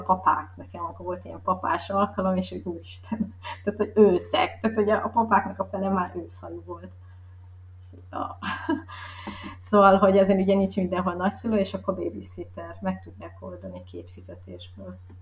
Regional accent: Hungary; also born or lived in Northern Italy; now in Italy; magyar vagyok

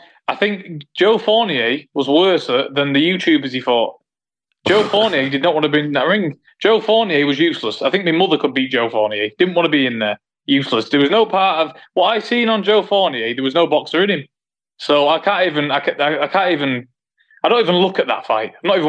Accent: Manchester, North West England, United Kingdom; it's in my hometown

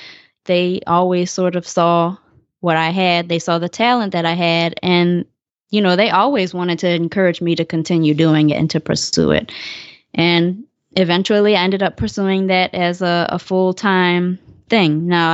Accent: New Orleans, Louisiana, United States; I don't know if that necessarily had to do a lot with me living in New Orleans.

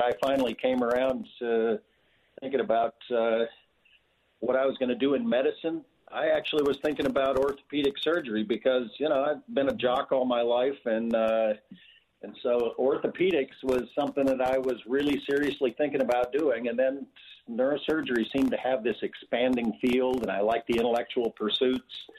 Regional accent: Montana, United States; I grew up on a on a cattle ranch in Montana

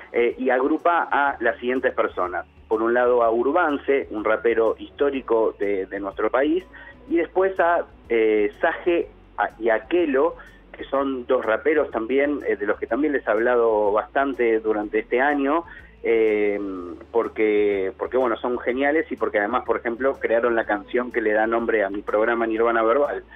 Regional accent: Argentina; hip hop en Argentina, y a buscar referentes del hip hop en mi país

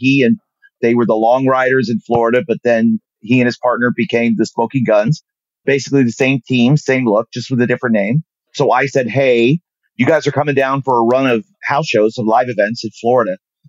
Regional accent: Germany; I'm on TV. I'm from Germany. What is this?

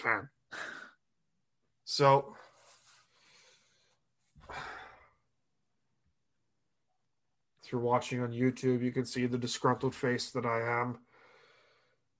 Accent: New York, United States; As a New Yorker

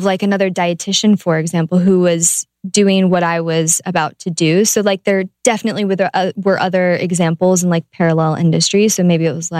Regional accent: Ohio, United States; I'm from Ohio.

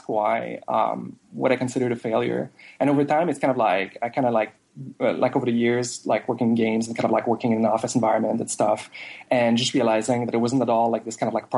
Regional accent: Jonquière, Quebec, Canada; first language French; English is a second language; now in Montreal, Canada; my hometown is actually called Jonquière. It's like 5 or 6 hours away from Montreal. And it's just like this smaller like French Canadian town

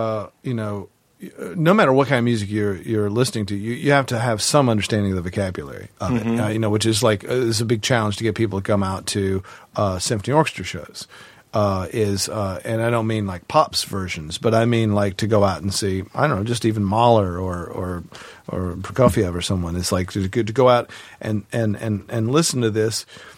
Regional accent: the South, United States; I'm from the South, and I actually don't know the vocabulary of all that stuff.

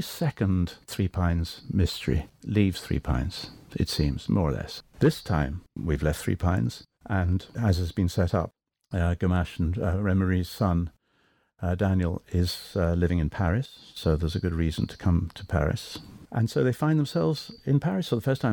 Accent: England, United Kingdom; I'm Anglo, of course, I'm English.

